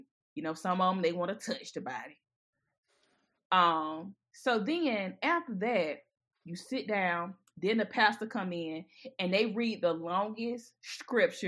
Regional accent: Batesburg, South Carolina, United States; I'm from Batesburg

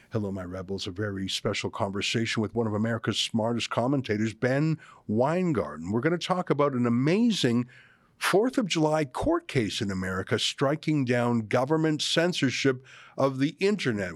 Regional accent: Canada; I'm a Canadian, born and bred

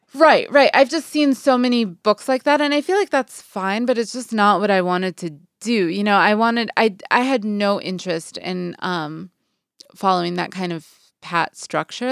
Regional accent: Boston, Massachusetts, United States; moved away as an adult; also born or lived in New York / New Orleans / Saint Louis; now in Los Angeles, United States; I'd grown up, I was from Boston

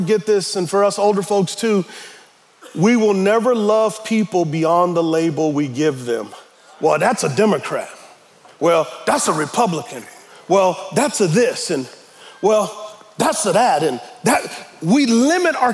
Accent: United States; we as American Christians

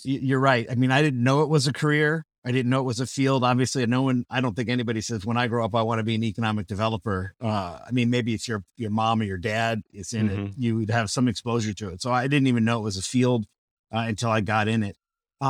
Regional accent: Burbank, California, United States; now in Peoria, United States; It's almost always the question that people ask when they find out I'm from Burbank, California.

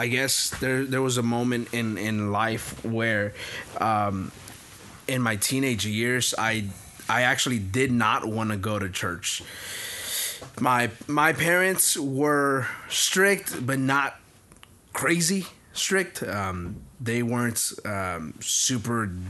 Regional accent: Houston, Texas, United States; I'm from Denver Harbor

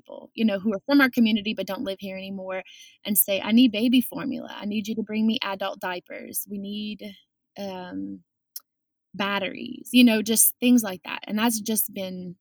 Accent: South Lafourche, Louisiana, United States; we are from the South Lafourche community

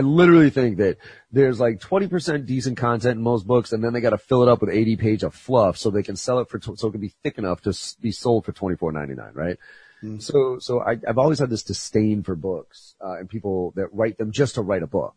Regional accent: Boston, Massachusetts, United States; I'm a Bostonian through and through

